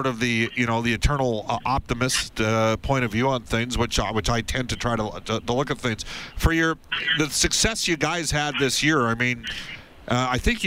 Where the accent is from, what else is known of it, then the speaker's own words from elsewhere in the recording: Fultonvale, Alberta, Canada; I grew up in Fultonvale, and I went to Sherwood Park Crusaders games back in 1977 and 78.